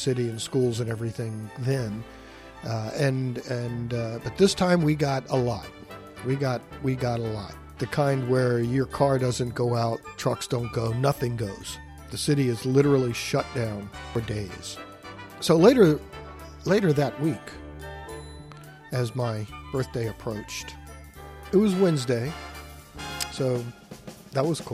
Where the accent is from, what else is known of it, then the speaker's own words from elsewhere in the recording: Richmond, Virginia, United States; a kid growing up in the West End of Richmond, Virginia